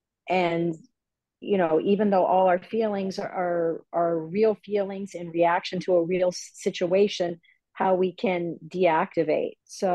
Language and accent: English; Los Angeles, California, United States; I'm a clinical psychologist. I've lived in Los Angeles my whole life.